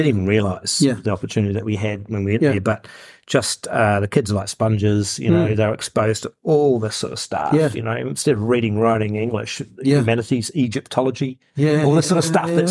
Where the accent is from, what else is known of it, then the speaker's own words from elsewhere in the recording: New Zealand; we're from New Zealand.